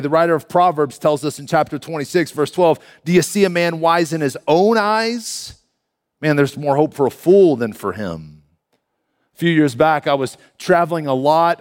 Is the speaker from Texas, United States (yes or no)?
yes; Canyon, Texas, United States; moved away as an adult; now in Denver, United States; I am a native Texan, born and raised in Canyon, Texas, just up the road here